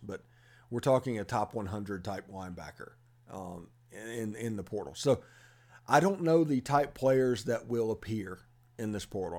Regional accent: Mississippi, United States; you can tell I'm from Mississippi

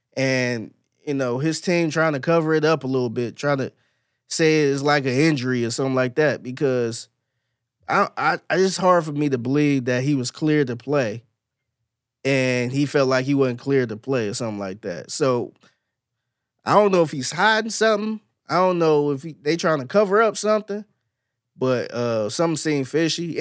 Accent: Cleveland, Ohio, United States; now in Houston, United States; I'm from Cleveland

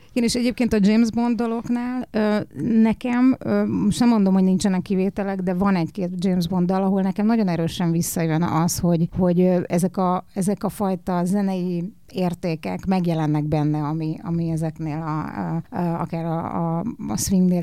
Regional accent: Hungary; én magyarnak születtem

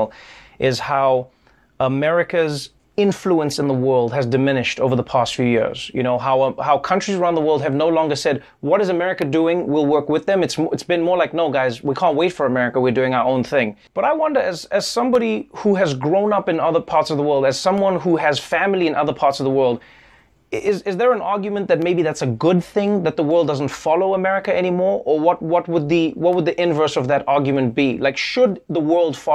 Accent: South Africa; Growing up in South Africa

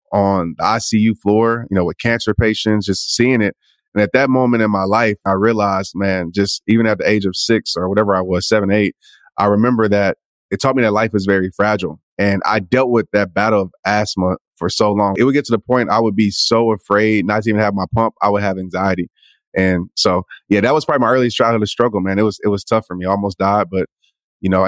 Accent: Kenner, Louisiana, United States; So I grew up in Kenner, Louisiana, pretty much New Orleans area

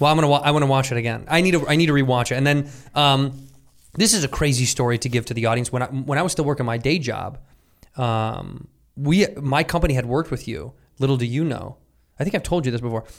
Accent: Chicago, Illinois, United States; When I was a youth, I grew up in Chicago.

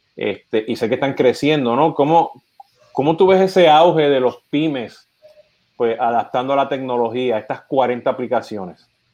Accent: Puerto Rico; now in United States; yo siendo puertorriqueño

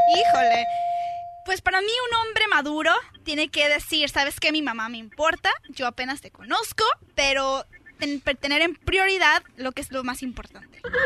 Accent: Sinaloa, Mexico; como de Sinaloa como de donde soy yo

